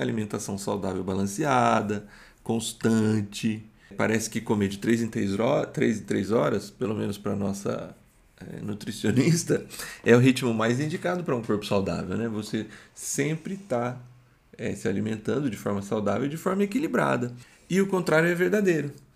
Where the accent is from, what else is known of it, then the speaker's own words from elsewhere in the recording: Brazil; a gente é brasileiro